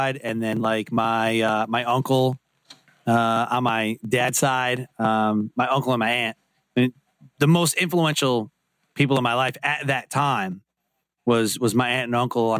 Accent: Detroit, Michigan, United States; I grew up in Detroit, Michigan

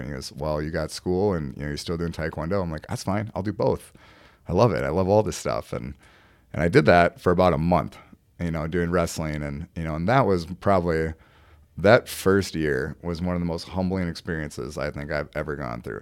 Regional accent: Mankato, Minnesota, United States; now in Burnsville, United States; I'm from Mankato, you know, town about, you know, forty, fifty thousand people

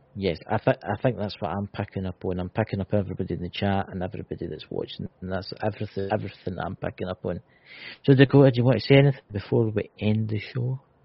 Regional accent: Scotland, United Kingdom; I'm Scottish. What Look, I'm Scottish.

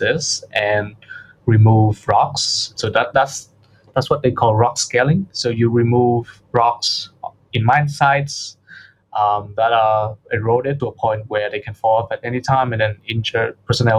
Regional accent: Vietnam; moved away as an adult; now in Sydney, Australia; I'm from Vietnam, so I'm full Vietnamese, but I've been living in Sydney, Australia for the past 2-3 years

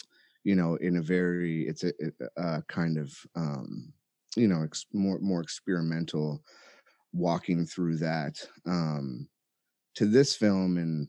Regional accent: Chicago, Illinois, United States; born there; also born or lived in California; I was born in Chicago, and, you know, we ended up out in California after a while, but had kind of a pretty tumultuous upbringing.

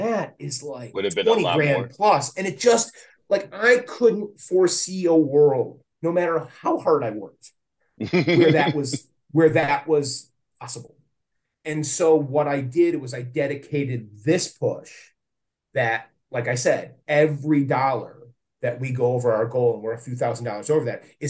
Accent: Plymouth, Michigan, United States; I still live fairly close by to my hometown

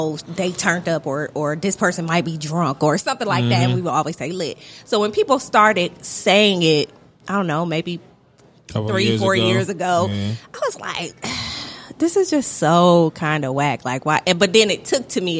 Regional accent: Toledo, Ohio, United States; moved away as an adult; also born or lived in Philadelphia; now in Atlanta, United States; I'm from Toledo, Ohio, which is about, it's right on the Michigan border

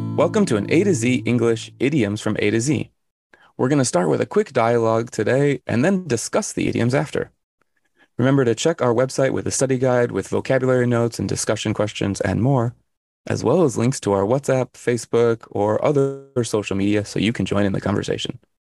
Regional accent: Arizona, United States; I'm from Arizona

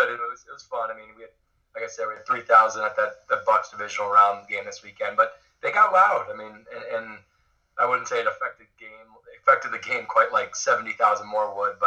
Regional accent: Enfield, Connecticut, United States; I'm born and raised in Enfield, Connecticut, North Central Connecticut, right on the Massachusetts line on 91.

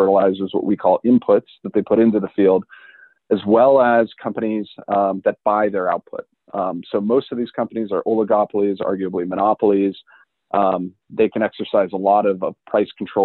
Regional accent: Montana, United States; also born or lived in Illinois; I'm originally from Montana, not growing up in agriculture in Montana

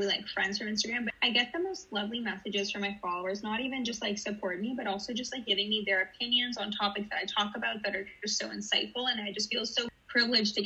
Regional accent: Toronto, Ontario, Canada; also born or lived in Israel; I am from Toronto, originally from Israel, though. I moved when I was a kid

